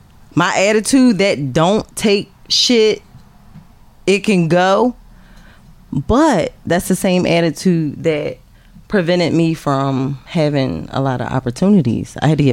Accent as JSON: {"language": "English", "town": "Philadelphia", "region": "Pennsylvania", "country": "United States", "tie": "born or raised there", "said": "And I claim both places proudly. So, I was born and raised in South Philadelphia."}